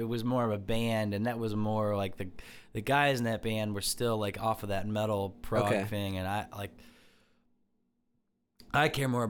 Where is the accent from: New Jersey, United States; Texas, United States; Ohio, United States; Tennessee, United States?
Ohio, United States; Medina; I grew up in Medina, you know, and Cloverleaf High School.